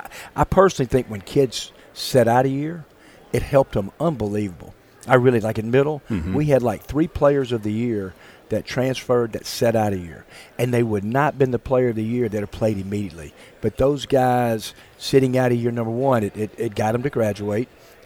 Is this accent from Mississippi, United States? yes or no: yes; Mississippi, United States; moved away as an adult; I grew up in Mississippi, But I hadn't lived in Mississippi in a long, long time. So it's just great to be back in our state, close to my parents who live in Tupelo.